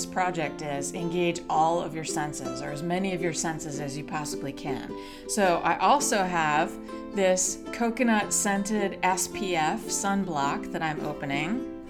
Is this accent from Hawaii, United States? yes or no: yes; Hawaii, United States; But in kindergarten, in fifth grade, I grew up in Hawaii. And we were so lucky to be stationed there.